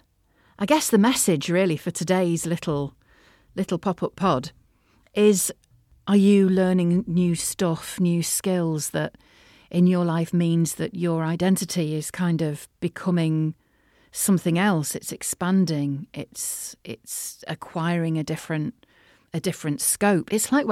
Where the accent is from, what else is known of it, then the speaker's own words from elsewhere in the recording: North West England, United Kingdom; accent: Liverpool; now in Merseyside, United Kingdom; And then I've got to wheel out my Liverpoolian accent, you know what I mean?